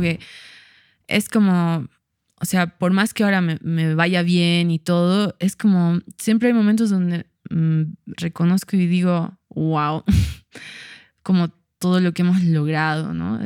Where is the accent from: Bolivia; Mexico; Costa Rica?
Bolivia; Cochabamba; also born or lived in La Paz, Bolivia; nací en La Paz, ah, pero viví acá.